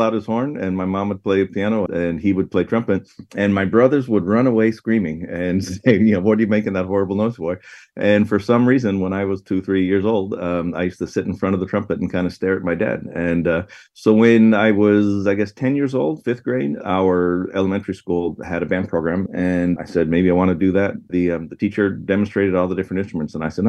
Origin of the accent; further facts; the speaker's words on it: Tucson, Arizona, United States; also born or lived in Chicago; So I was born in Chicago, but I grew up in Tucson, Arizona.